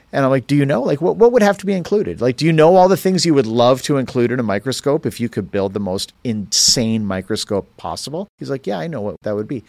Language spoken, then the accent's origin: English; Canada; moved away; I grew up in Canada